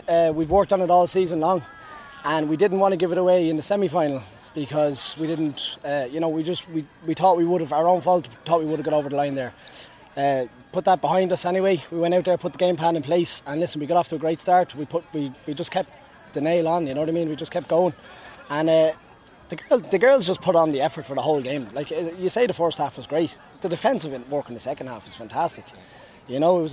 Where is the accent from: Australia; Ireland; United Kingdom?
Ireland; Dublin, Leinster; now in New York, United States; I'm from Dublin